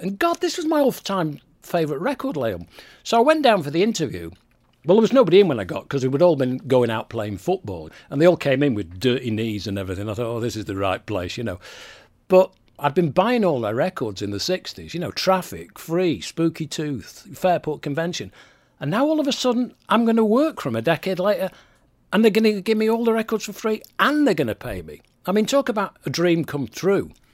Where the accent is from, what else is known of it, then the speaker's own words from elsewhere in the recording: Manchester, North West England, United Kingdom; moved away as an adult; also born or lived in Didsbury, Manchester; now in Florida, United States; I was born in Fallowfield, behind David Bowler